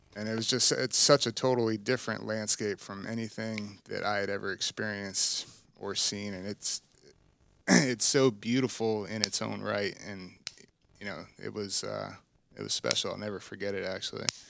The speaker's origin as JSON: {"language": "English", "region": "South Florida", "country": "United States", "tie": "born or raised there", "also_born_or_lived": "Alaska", "said": "growing up in South Florida, being a saltwater fisherman"}